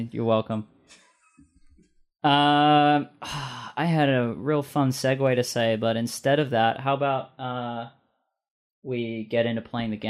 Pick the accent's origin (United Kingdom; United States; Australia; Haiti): Australia; now in British Columbia, Canada